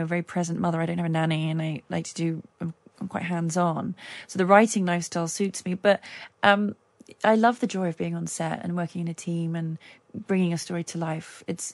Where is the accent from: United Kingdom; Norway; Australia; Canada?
United Kingdom; London; moved away as an adult; now in Los Angeles, United States; this is home. I'm a Londoner, born and bred. I'll always be a Londoner.